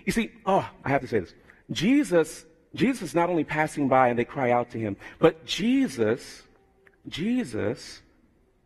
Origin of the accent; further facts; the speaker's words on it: United States; I have Jamaican background, although I'm born in America